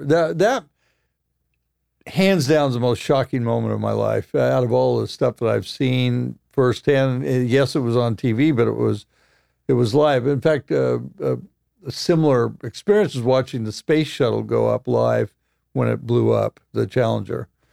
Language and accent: English; Roseburg, Oregon, United States; moved away; I came from Roseburg, Oregon